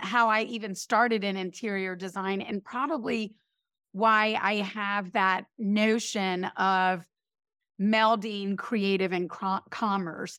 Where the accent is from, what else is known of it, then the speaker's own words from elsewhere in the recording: High Point, North Carolina, United States; now in New York, United States; I grew up in High Point, North Carolina